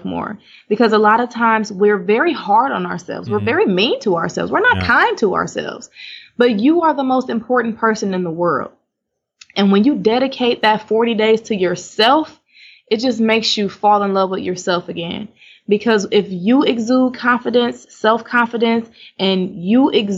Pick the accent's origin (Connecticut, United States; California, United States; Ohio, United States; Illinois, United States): Ohio, United States; Cleveland; moved away as an adult; now in Houston, United States; I was in Cleveland, Ohio my whole life